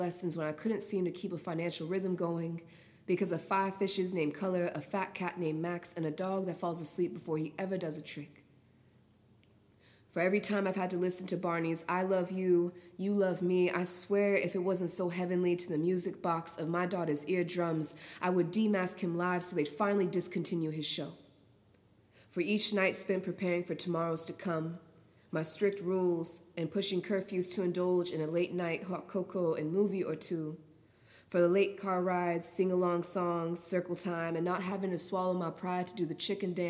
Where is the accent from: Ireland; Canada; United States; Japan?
Japan; Naha, Okinawa; I'm from Okinawa, Chitan, Naha, and wow, I'm actually very proud to say